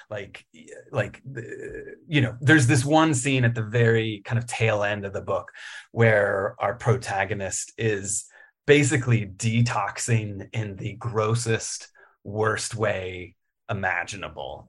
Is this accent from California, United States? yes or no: no; Richmond, Virginia, United States; also born or lived in Roanoke, Virginia; I was born in Roanoke. uh, born in the Blue Ridge and, uh, raised in Richmond